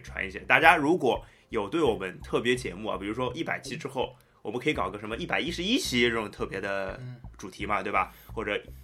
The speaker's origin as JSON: {"language": "Chinese", "region": "Shanghai", "country": "China", "said": "我们上海人叫皮蛋"}